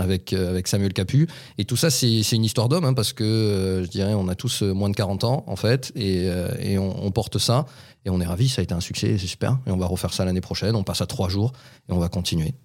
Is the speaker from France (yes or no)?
yes; Toulouse, Occitania, France; chez nous, à Toulouse